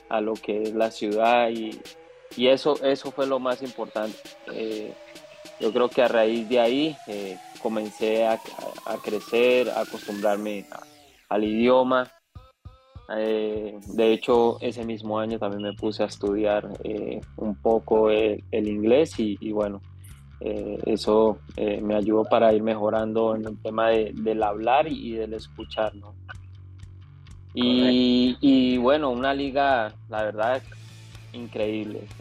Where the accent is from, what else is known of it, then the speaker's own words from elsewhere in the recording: Colombia; soy el único colombiano que ha ganado las tres, las tres copas